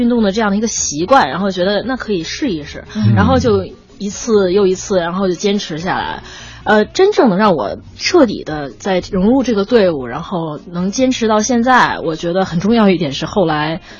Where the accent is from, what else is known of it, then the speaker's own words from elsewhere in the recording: Beijing, China; 我因为我是土生土长的北京孩子，